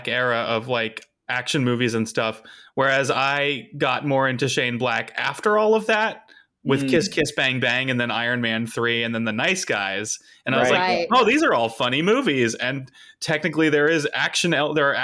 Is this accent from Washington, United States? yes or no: no; Tucson, Arizona, United States; I'm from Tucson